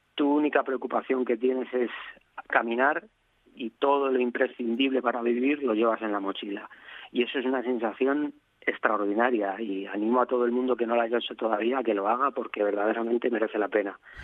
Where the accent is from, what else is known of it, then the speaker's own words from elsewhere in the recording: Madrid, Community of Madrid, Spain; moved away as an adult; now in Asturias, Spain; una persona de ciudad como yo, yo soy de Madrid, a, trasladarme a un, pueblo de 50 habitantes en Asturias